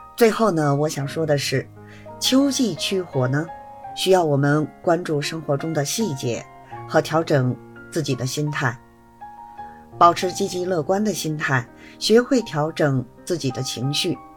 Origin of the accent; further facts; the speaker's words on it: Beijing, China; 我是北京的